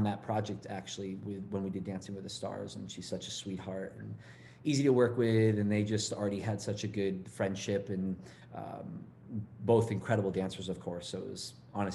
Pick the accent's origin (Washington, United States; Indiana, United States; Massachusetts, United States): Massachusetts, United States; now in Los Angeles, United States; I grew up in Massachusetts